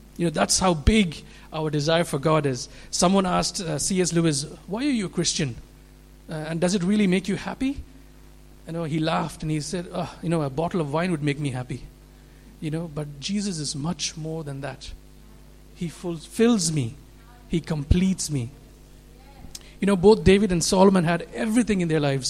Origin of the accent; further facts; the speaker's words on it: India; moved away; also born or lived in Middle East; I grew up in, I'm from India, where 80% of the population are Hindus. Lived in the Middle East